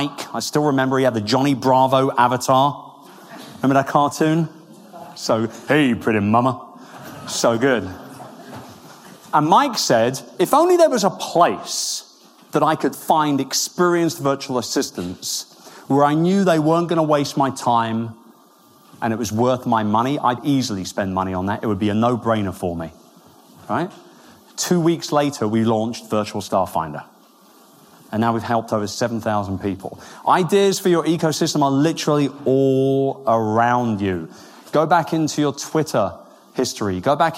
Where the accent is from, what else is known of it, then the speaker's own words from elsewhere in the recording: Wimbledon, London, United Kingdom; moved away; I'm from Wimbledon. I was born about 10 minutes away from Centre Court